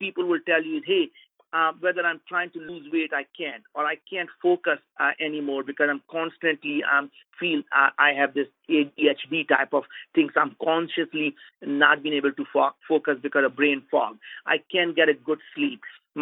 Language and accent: English; India; As being an Indian